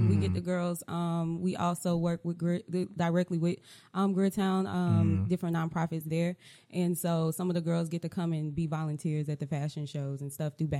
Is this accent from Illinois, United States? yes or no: no; Charlotte, North Carolina, United States; I'm from Charlotte, and I do a little bit of everything. I have a media company here.